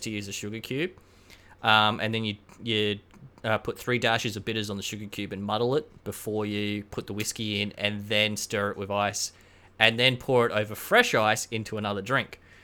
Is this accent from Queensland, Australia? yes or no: yes; Queensland, Australia; I'm from Queensland